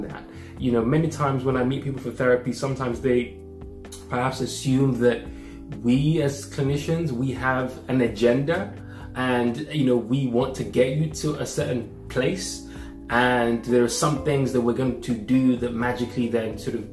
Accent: Nigeria; growing up as a Nigerian

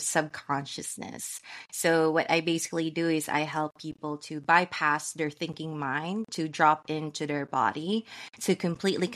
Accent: San Francisco, California, United States; I'm from San Francisco, California

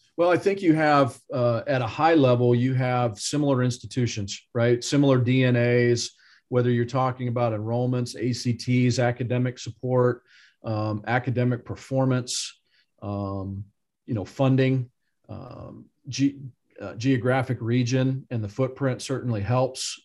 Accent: Midwest, United States; Growing up in the Midwest

